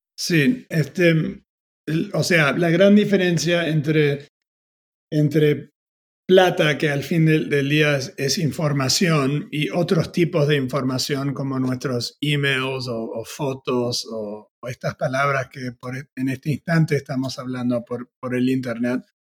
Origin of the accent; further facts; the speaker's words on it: Argentina; moved away; also born or lived in United States; siendo argentino